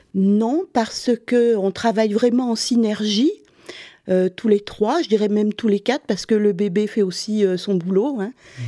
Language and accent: French; Montpellier, Occitania, France; moved away as an adult; also born or lived in Sweden; now in Stockholm, Sweden; je viens du sud, de Montpellier